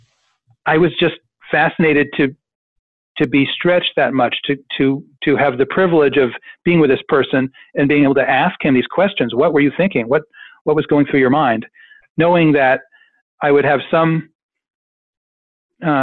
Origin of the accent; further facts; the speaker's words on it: Washington, District of Columbia, United States; I grew up in Washington